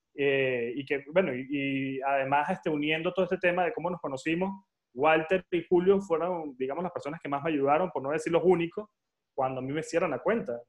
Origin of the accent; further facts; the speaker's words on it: Venezuela; moved away as an adult; now in Madrid, Spain; Yo soy de Venezuela, yo tengo 29 años y vivo en España.